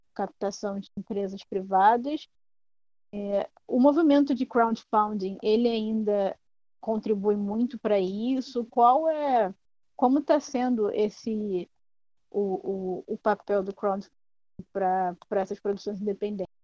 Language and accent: Portuguese; Brazil; a nossa identidade como brasileiro